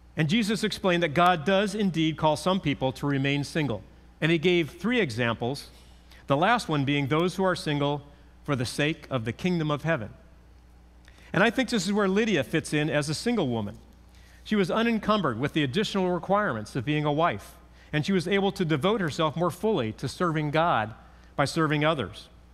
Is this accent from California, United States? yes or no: yes; California, United States; growing up in California, I learned how to drive on our nineteen sixty-four Chevy pickup.